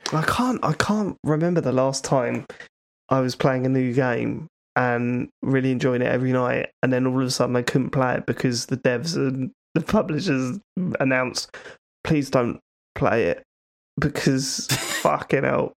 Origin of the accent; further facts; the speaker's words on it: Croydon, London, United Kingdom; I went to school in Croydon. I know Croydon very well